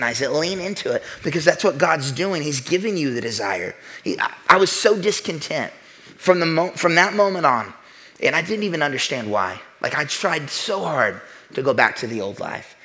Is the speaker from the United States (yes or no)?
yes; the Bible Belt, United States; I'm from the Bible Belt